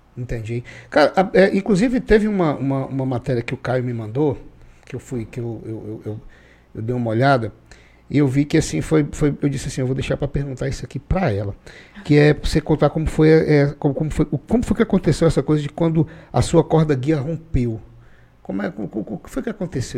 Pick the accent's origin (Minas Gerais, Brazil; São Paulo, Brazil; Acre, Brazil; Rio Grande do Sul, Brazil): Acre, Brazil; eu sou acriano